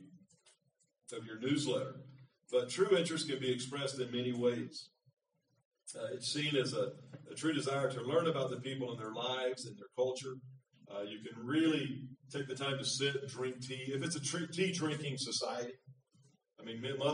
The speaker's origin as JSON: {"language": "English", "region": "Florida", "country": "United States", "also_born_or_lived": "Thailand", "moved": "as an adult", "lives_now": "Philippines", "said": "I'm from Florida"}